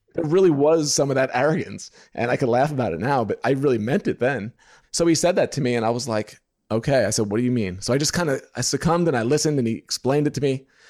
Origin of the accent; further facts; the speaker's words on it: New York, United States; moved away as an adult; now in Indiana, United States; When I lived in New York, 'cause I'm from New York, I used to do side work for him